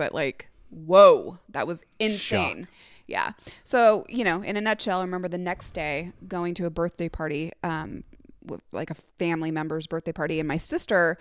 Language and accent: English; Sacramento, California, United States; our hometown, Sacramento, well, I guess my hometown